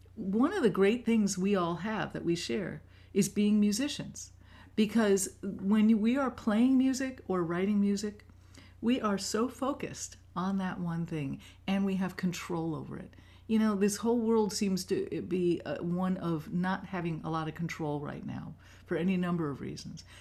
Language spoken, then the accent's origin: English; New York City, New York, United States; moved away; I grew up in New York City, in Manhattan